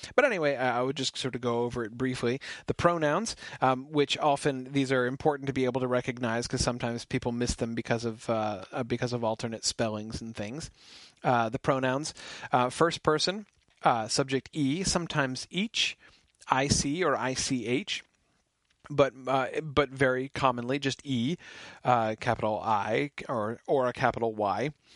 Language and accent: English; United States; I'm an American